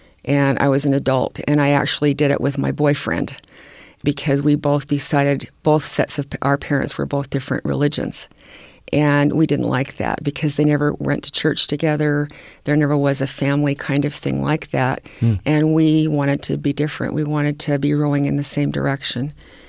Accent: California, United States; born there; I was born in California, and it was rather integrated down there.

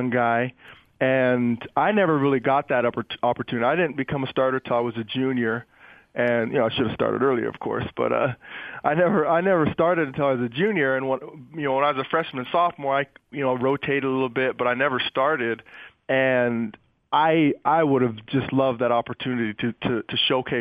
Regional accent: Salt Lake City, Utah, United States; I grew up in Salt Lake, and I was surrounded by red

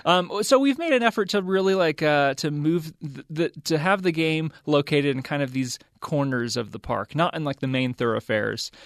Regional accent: the South, United States; now in the West, United States; I grew up in the South

